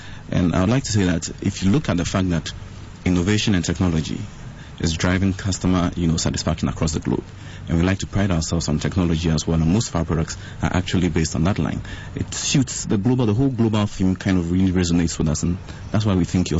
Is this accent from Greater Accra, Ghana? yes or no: no; Sekondi-Takoradi, Western Region, Ghana; moved away; I grew up in Takoradi.